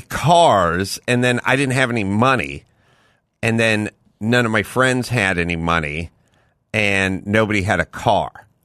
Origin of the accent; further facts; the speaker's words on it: Southern California, United States; I'm from SoCal